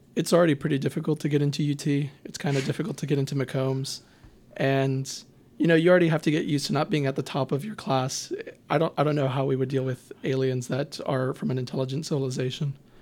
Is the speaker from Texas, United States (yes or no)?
yes; Houston, Texas, United States; I'm from Houston. I will always rep H-Town